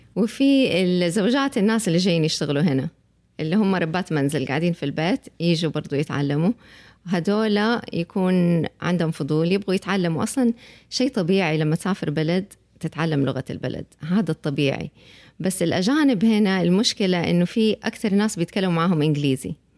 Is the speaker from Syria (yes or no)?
no; Saudi Arabia; احنا المجتمع السعودي